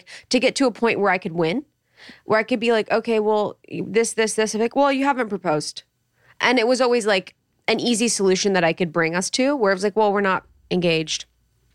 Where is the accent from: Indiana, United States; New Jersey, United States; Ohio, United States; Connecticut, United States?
Ohio, United States; I'm from Ohio